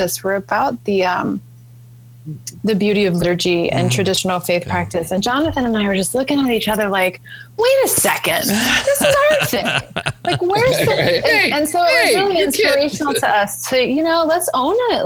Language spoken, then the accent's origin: English; New Orleans, Louisiana, United States; moved away; growing up in New Orleans, the air that I breathed, it's a haunted culture